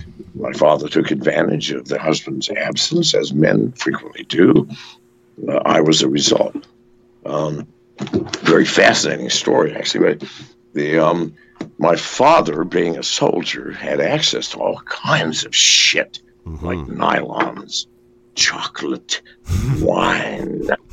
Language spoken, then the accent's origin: English; England, United Kingdom; born there; Well, I was born in England.